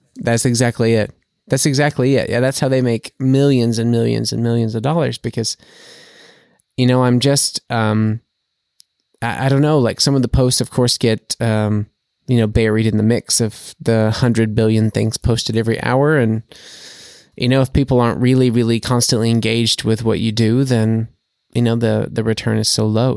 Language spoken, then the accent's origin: English; United States; now in Germany; as an American